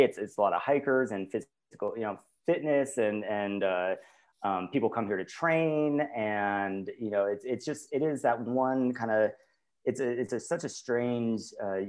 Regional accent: Lake Havasu City, Arizona, United States; now in Flagstaff, United States; And I grew up in Lake Havasu City, so still in Arizona

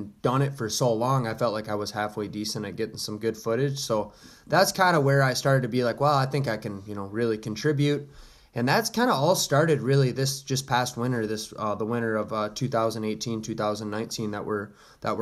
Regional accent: Holland, Michigan, United States; I was born in Southwest Michigan, Holland, Michigan area

